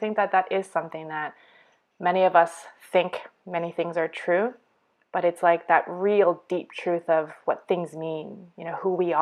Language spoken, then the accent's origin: English; Canada; moved away as an adult; also born or lived in Abu Dhabi, United Arab Emirates / Eastern Europe; now in Australia; I'm born and raised in Canada to immigrant parents from China